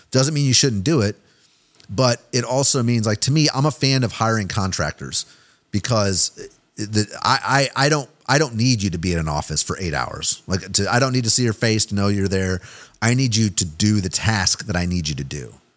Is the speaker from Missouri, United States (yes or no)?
yes; Kansas City, Missouri, United States; I'm from Kansas City been a Chiefs fan my whole life